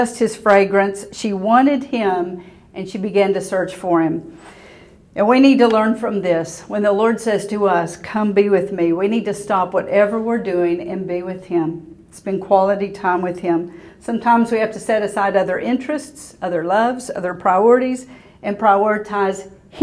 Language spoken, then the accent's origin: English; Waco, Texas, United States; I went to high school here. I grew up in Waco. So I was at Waco High.